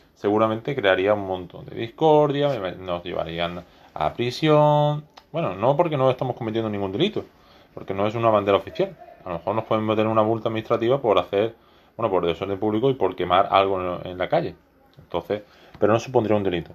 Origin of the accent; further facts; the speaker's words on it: Spain; no soy catalán, soy español